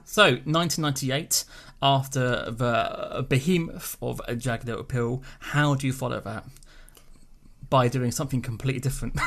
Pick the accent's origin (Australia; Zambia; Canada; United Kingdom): United Kingdom; speaking as a British person